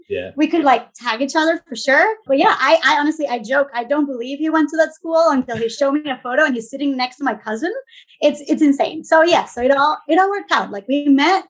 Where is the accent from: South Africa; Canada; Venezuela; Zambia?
Venezuela; moved away as an adult; also born or lived in Boston, Massachusetts / Mansfield, Massachusetts; now in Wrentham, United States; I'm originally from Venezuela. I grew up there.